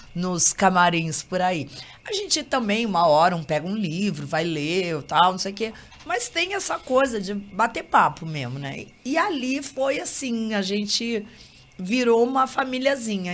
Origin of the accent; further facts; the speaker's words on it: Curitiba, Paraná, Brazil; moved away as an adult; now in Rio de Janeiro, Brazil; Eu sou daqui, né? Moro há muitos anos no Rio